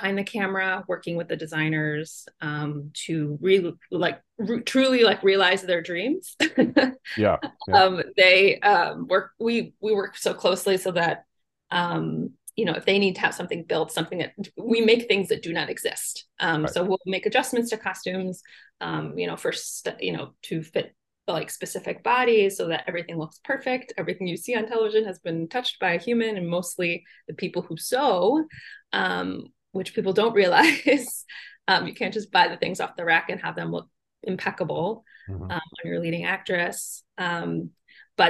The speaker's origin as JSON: {"language": "English", "region": "Central Ohio", "country": "United States", "tie": "born or raised there", "also_born_or_lived": "Miami", "moved": "yes", "said": "I grew up in Central Ohio"}